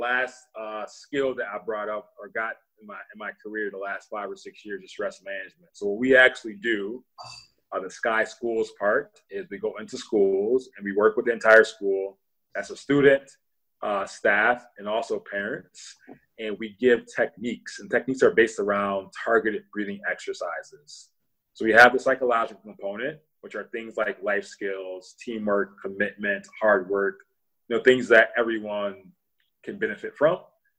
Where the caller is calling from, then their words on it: Milwaukee, Wisconsin, United States; Milwaukee, Wisconsin, but specifically I'm in my office at my home.